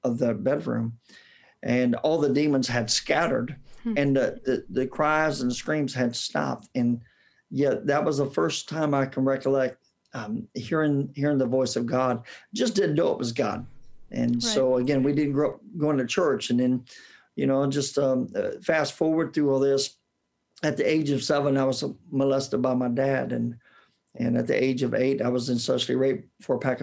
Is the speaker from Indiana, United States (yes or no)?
yes; Indianapolis, Indiana, United States; accent: southern drawl; I was born and raised in Indianapolis, Indiana, and that's where I got my southern drawl.